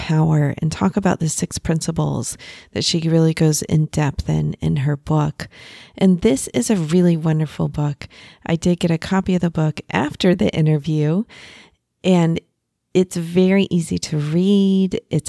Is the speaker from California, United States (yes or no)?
no; Texas, United States; We're both originally from Texas, so you seem to just get a vibe sometimes with people from your home state, right?